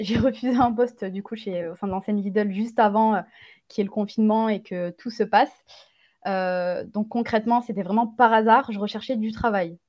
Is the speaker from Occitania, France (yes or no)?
yes; Gard, Occitania, France; Je suis originaire du sud de la France, dans le Gard, j'ai grandi dans le Gard